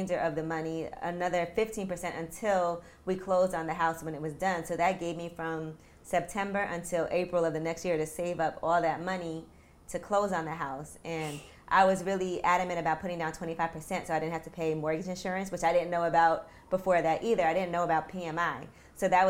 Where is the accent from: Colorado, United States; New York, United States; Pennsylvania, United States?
New York, United States; New York City; one of my friends that I grew up with in Brooklyn